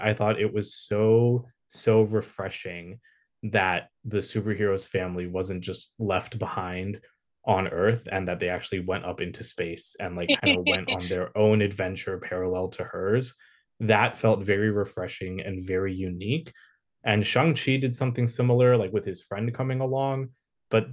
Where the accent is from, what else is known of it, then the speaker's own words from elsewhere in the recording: India; I'm Desi, I'm not Pakistani, I'm Indian